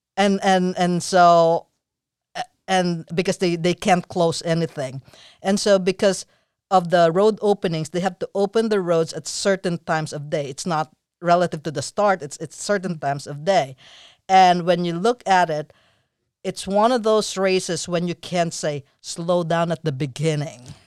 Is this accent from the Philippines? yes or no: yes; Philippines; moved away; I'm from the Philippines, so I had my sis-, sister.